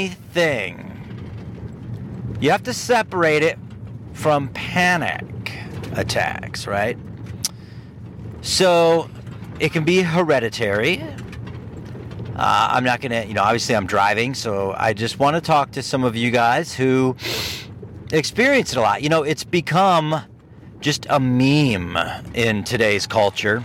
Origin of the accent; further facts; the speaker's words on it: Ohio, United States; moved away as an adult; now in Michigan, United States; Growing up in Ohio, living in Ohio for 40 years, I never had a dirt road anywhere